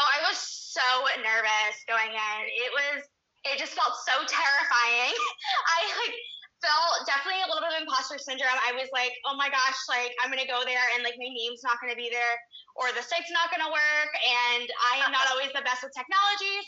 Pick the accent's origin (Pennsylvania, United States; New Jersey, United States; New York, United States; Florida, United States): Florida, United States; St. Augustine; I am from St. Augustine, Florida. That's where I was born and raised.